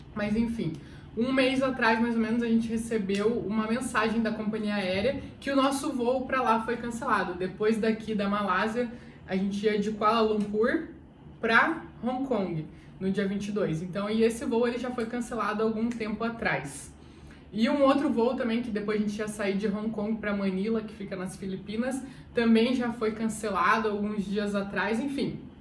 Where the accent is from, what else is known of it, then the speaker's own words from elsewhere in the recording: Curitiba, Paraná, Brazil; Eu sou de Curitiba.